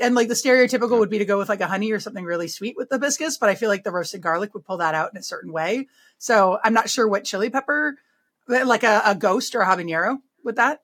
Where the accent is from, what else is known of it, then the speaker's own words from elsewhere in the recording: Berkeley, California, United States; now in Vermont, United States; I'm from Berkeley.